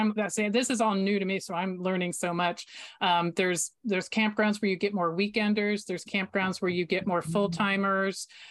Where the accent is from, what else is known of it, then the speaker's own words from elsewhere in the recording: Florida, United States; I grew up in Florida